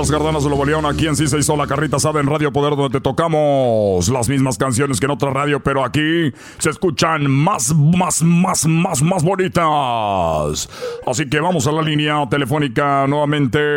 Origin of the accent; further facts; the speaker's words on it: Cuba; now in Los Angeles, United States; Te, estoy llamando, yo soy de Cuba, pero yo vivo aquí en Los Ángeles, chico.